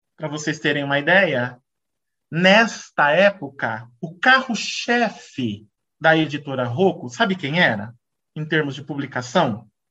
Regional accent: Brazil; como brasileiro

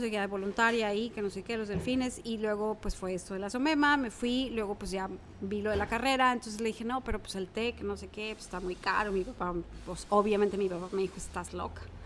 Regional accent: Mexico City, Mexico; moved away as an adult; now in Guaymas, Mexico; Soy de la Ciudad de México, nací en la Ciudad de México, estudié allá hasta los 18 años, me vine a Guaymas a hacer la, carrera acá.

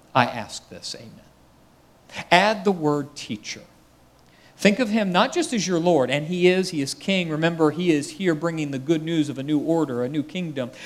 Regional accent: United States; I'm American

